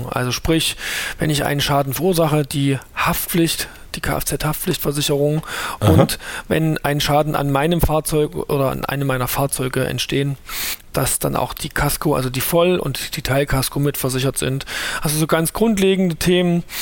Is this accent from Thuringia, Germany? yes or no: yes; Thuringia, Germany; Ähm, bin aus Thüringen, hört man vielleicht auch